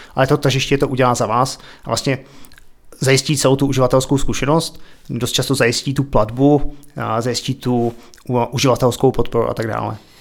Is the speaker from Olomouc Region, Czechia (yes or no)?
no; České Budějovice, South Bohemian Region, Czechia; moved away as an adult; also born or lived in Prague / Ostrava / Australia; now in Berlin, Germany; já jsem se narodil v Českých Budějovicích, vyrůstal jsem na Máji, chodil jsem tam na základku